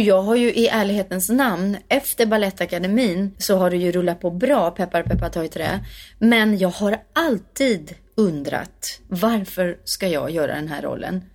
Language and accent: Swedish; Värmdö, Stockholm County, Sweden; jag kommer från Värmdö eh, mm. eh, som ligger fyra mil utanför Stockholm. Eh, från landet verkligen. Växte upp med jättemycket körsång